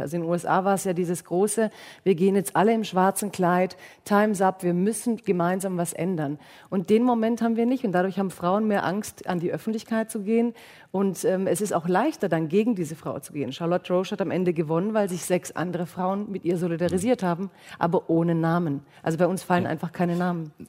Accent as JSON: {"language": "German", "region": "Baden-Württemberg", "country": "Germany", "said": "ich komme ja aus Baden-Württemberg"}